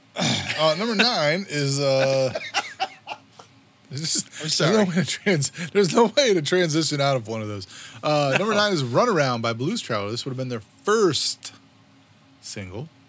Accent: Southeast Virginia, United States; I grew up in in Southeast Virginia

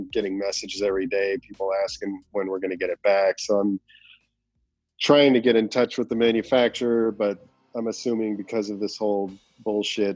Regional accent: a suburb north of the Valley, outside Los Angeles, California, United States; I was born in in the Valley, and it's like outside of Los Angeles, and then ended up moving further north to a suburb and when I was five.

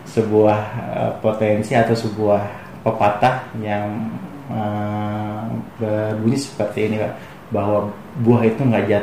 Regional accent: West Java, Indonesia; uh, kita orang Sunda kita tuh harus seperti orang Sunda gitu kita tuh harus diem selalu di daerahnya gitu kan

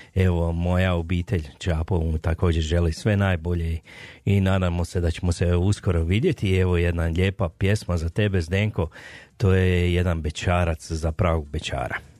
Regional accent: Slavonia, Croatia; now in Calgary, Canada; ja sam isto iz Slavonije, ja sam šokac

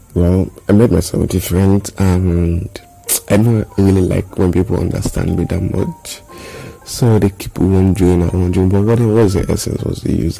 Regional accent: Nigeria; I'm an Nigerian

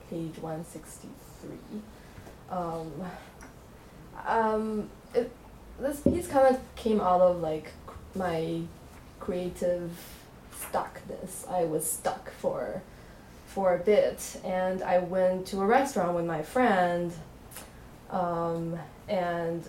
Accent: China; English is a second language; moved away; my hometown in China

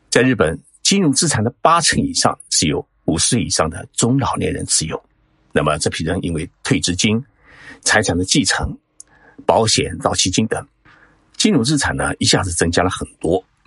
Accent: China; 我们中国

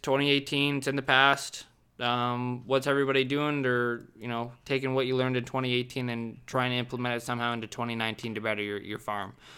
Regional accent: Southern Ontario, Canada; I'm from Southern Ontario

